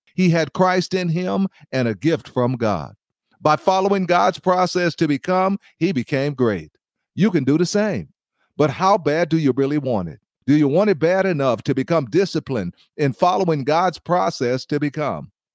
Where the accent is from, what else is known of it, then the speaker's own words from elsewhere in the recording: Los Angeles, California, United States; I grew up in Compton and, and Watson, Los Angeles